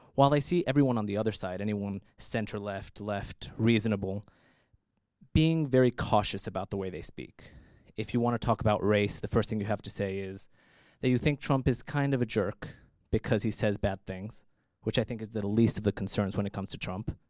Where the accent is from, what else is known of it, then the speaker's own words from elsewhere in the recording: United States; moved away; I'm American also